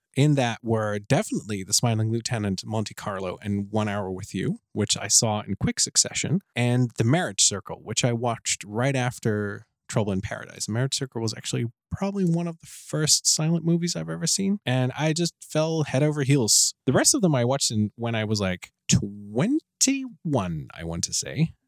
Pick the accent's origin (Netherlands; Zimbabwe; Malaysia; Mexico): Netherlands; I'm from the Netherlands